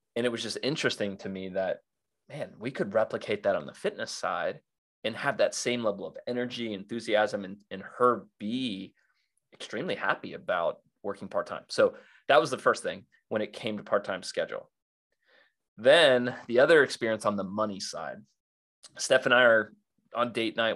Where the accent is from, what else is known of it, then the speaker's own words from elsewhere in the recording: South Florida, United States; I grew up in South Florida wakeboarding